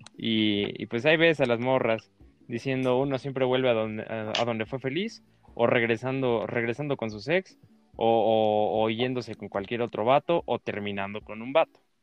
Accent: Chiapas, Mexico; somos chiapanecos, papá. Yo no, yo no pedí nacer en Chiapas

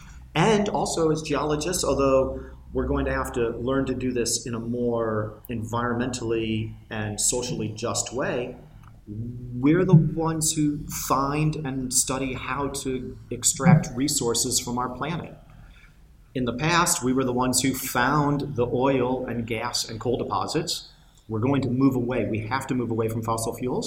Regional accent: United States; accent: American; you can tell from the accent I'm American

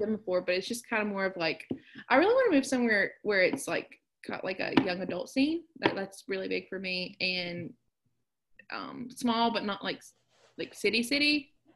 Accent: southern West Virginia, United States; moved away; I loved I loved growing up in West Virginia.

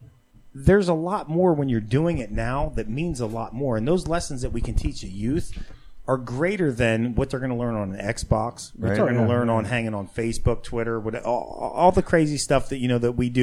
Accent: Eastern Pennsylvania, United States; I grew up in Eastern PA with all the Amish.

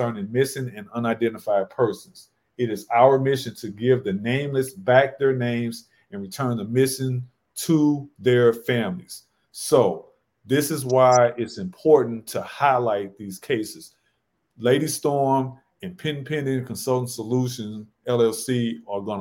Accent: St. Louis, Missouri, United States; we're all from St. Louis, so this was back in our hometown

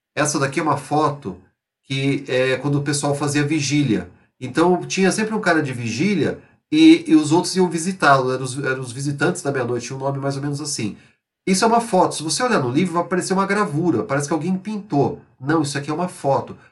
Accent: São José do Rio Preto, São Paulo, Brazil; eu jogava no futebol amador lá na minha cidade, São José do Rio Preto

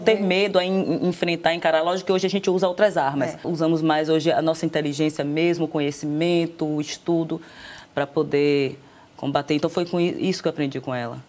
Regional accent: Salvador, Bahia, Brazil; eu sou de Salvador

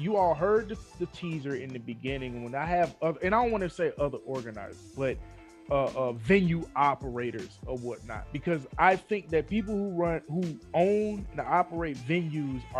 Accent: Philadelphia, Pennsylvania, United States; moved away; also born or lived in Chester; I'm naturally from Philly and I moved from Philly to Chester and came down here

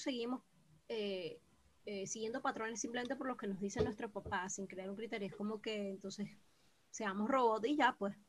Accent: Venezuela; moved away; como el venezolano naturalmente no somos

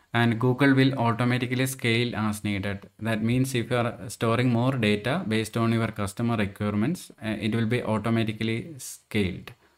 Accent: Andhra Pradesh, India; my hometown as well, Andhra Pradesh.

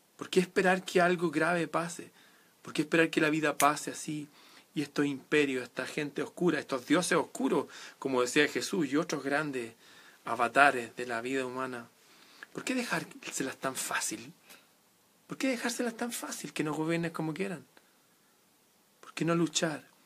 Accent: Chile; en Chile, en mi país.

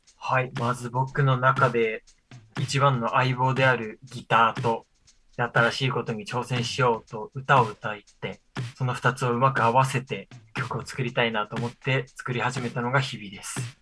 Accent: Rausu, Hokkaido, Japan; 僕の地元が知床羅臼町なんですけど。

